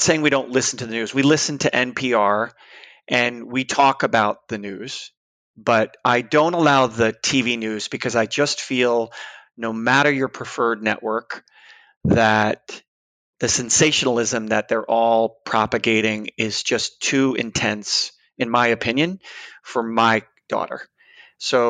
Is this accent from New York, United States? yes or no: yes; New York, United States; also born or lived in San Francisco; now in Boston, United States; I'm from the East Coast, New York, originally